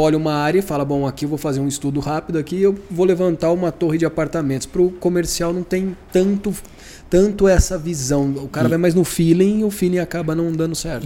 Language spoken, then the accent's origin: Portuguese; Campinas, São Paulo, Brazil; Sou de Campinas